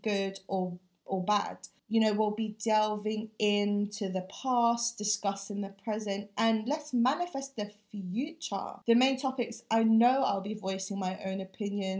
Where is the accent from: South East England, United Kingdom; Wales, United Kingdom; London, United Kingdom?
London, United Kingdom; also born or lived in Philippines; growing up with two different cultures, the challenges and the triumphs being a British Filipino can face, and how I want to change the way we can do things as the first or the second generation of Filipinos living here in London